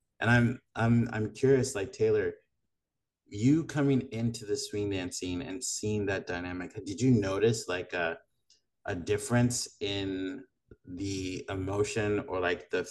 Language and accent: English; Madagascar; also born or lived in Long Beach; now in United States; I'm from Madagascar